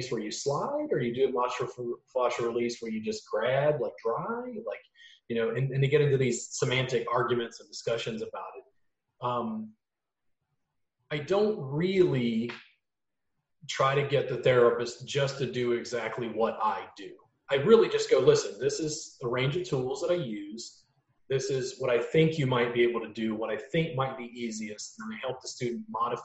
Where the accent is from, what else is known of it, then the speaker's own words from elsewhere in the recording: Louisiana, United States; now in Austin, United States; growing up in Louisiana and now living in Austin